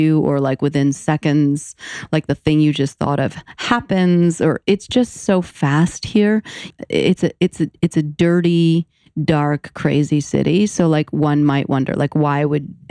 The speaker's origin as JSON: {"language": "English", "town": "New York City", "region": "New York", "country": "United States", "tie": "born or raised there", "said": "I'm born and raised in New York City"}